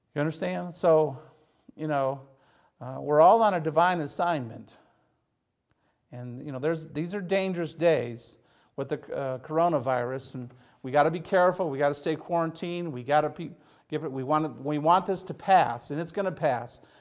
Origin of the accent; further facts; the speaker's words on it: Hazel Park, Michigan, United States; I'm from Hazel Park, Michigan.